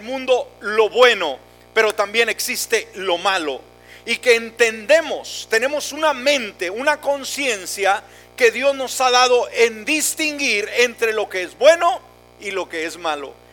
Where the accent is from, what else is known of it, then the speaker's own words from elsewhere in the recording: Mexico; moved away; yo soy mexicano a mucha honra